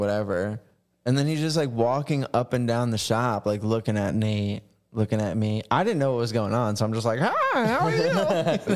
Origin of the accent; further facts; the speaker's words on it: New Jersey, United States; moved away as an adult; now in Florida, United States; I'm from New Jersey.